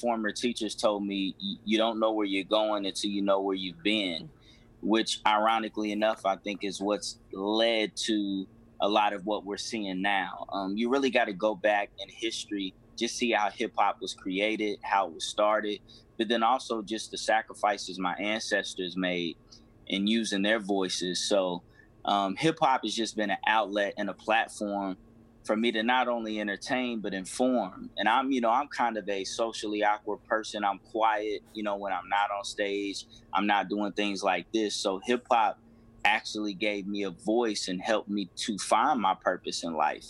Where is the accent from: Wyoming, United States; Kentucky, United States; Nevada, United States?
Kentucky, United States; Lexington; Born and raised in Lexington, Kentucky